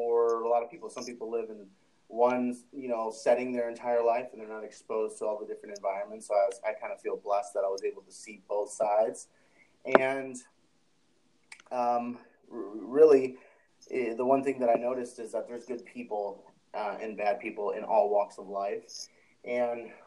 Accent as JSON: {"language": "English", "town": "Chicago", "region": "Illinois", "country": "United States", "tie": "born or raised there", "moved": "as an adult", "said": "I'm from Chicago, Illinois. I was raised on the city's south side."}